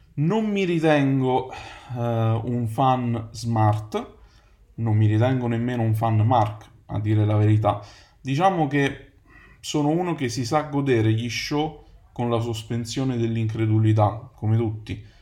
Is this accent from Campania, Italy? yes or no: yes; Naples, Campania, Italy; moved away as an adult; also born or lived in United Kingdom; now in Rome, Italy; Ho 32 anni, vengo da Napoli